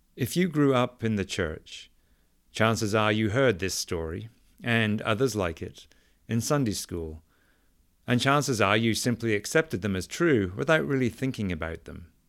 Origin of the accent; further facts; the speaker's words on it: England, United Kingdom; now in United States; Growing up in England